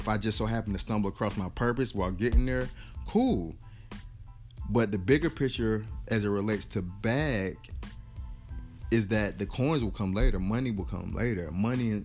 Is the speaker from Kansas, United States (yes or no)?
no; North Carolina, United States; Born and raised in North Carolina